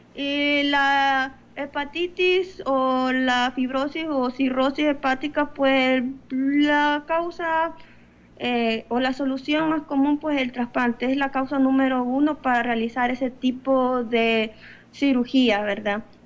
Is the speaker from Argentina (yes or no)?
no; El Salvador; como salvadoreño, nuestra dieta está basada prácticamente en carbohidratos